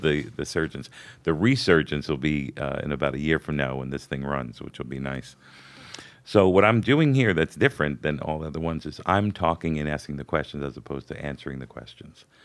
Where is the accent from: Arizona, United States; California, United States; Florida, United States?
Florida, United States; Hollywood; also born or lived in New York; I grew up in Hollywood, Florida, even though I was born in New York.